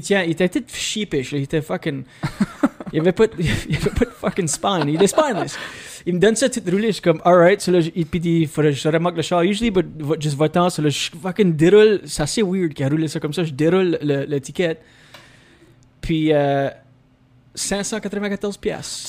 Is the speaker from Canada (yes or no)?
yes; Scoudouc, New Brunswick, Canada; accent: Acadian; first language French; je suis né à Skidok, au Nouveau-Brunswick